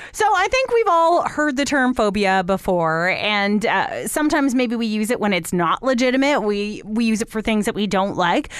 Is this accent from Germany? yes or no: no; Toronto, Ontario, Canada; now in London, Canada; I grew up in Toronto, well, just outside of it.